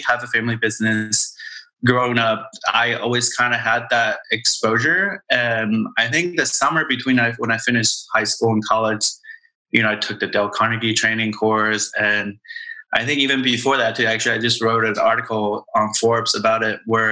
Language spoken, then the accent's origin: English; Taiwan; moved away; we grew up in Taiwan.